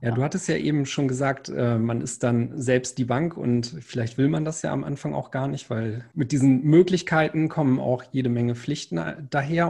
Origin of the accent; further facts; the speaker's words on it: the North, Northern Germany, Germany; ich komme ja aus dem Norden